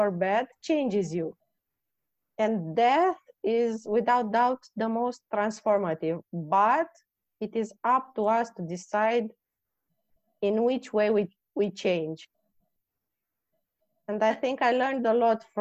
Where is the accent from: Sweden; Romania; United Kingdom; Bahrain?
Romania; moved away; I come from Romania